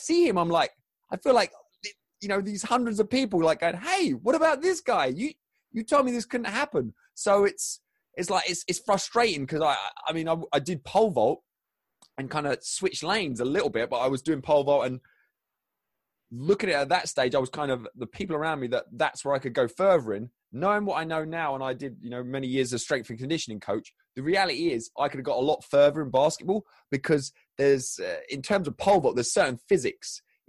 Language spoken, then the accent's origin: English; Crawley, South East England, United Kingdom; So I grew up in Crawley, which is in the south of England, sort of halfway between very basic geography, halfway between London and Brighton, the coast.